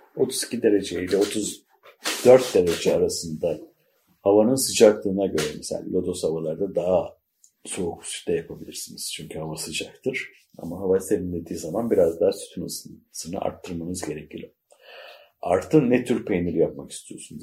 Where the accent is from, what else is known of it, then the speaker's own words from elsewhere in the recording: Mudanya, Bursa, Turkey; moved away; Mudanya'nın Si köyünde doğdum, büyüdüm, yetiştim